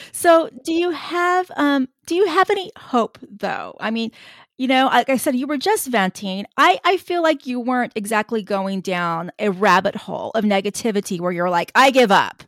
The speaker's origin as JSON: {"language": "English", "area": "Tejano", "region": "Texas", "country": "United States", "said": "another Tejano"}